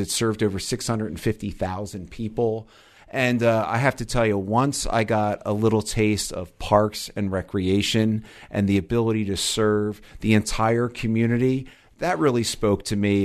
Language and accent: English; Delaware, United States; moved away; also born or lived in New Jersey; I'm from the East Coast originally, grew up, actually was born in Delaware